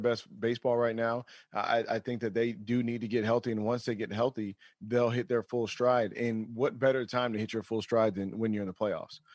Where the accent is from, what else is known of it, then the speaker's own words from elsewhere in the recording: Sacramento, California, United States; where I was born in Sacramento